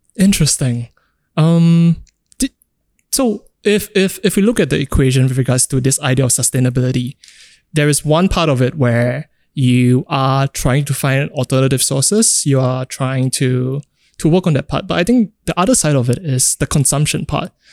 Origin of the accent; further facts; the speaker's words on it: Singapore; growing up in Singapore